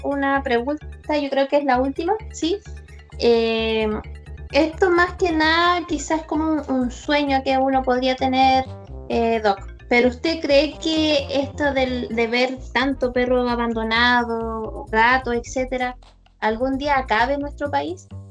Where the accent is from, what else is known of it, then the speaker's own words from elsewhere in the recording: La Serena, Coquimbo, Chile; nosotros somos de La Serena